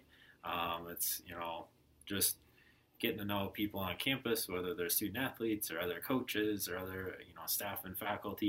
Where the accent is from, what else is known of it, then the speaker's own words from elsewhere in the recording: Ankeny, Iowa, United States; now in Billings, United States; originally from Ankeny, Iowa